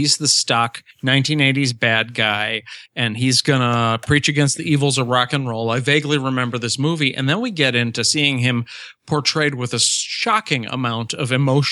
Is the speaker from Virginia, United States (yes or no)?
no; Cicero, Illinois, United States; when I was growing up in Cicero, it was not so much like driving up and down the street. It was like ducking down the alleys, trying to avoid the drive-bys